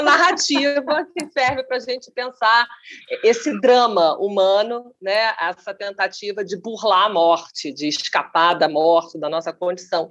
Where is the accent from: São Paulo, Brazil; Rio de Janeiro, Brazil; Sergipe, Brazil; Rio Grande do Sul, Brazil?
Rio de Janeiro, Brazil; eu sou carioca